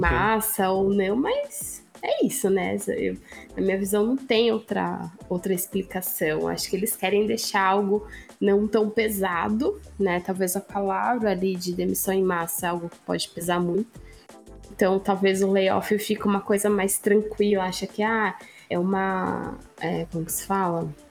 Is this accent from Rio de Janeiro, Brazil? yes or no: no; Sorocaba, São Paulo, Brazil; sou de Sorocaba